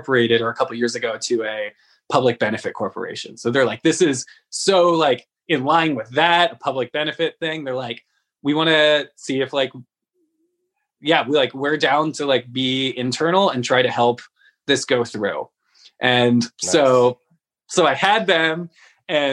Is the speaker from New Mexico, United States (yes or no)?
no; San Francisco, California, United States; I'm from San Francisco